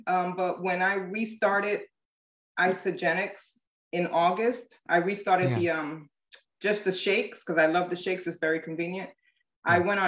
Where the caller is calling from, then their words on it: Stuart, Florida, United States; Seward, Florida, which is 45 minutes north of West Palm Beach.